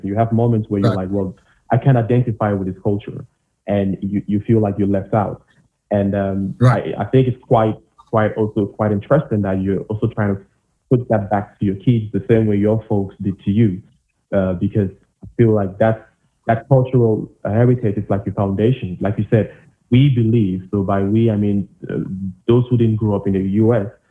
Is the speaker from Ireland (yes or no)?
no; Cameroon; now in Germany; I, I, I came from Cameroon.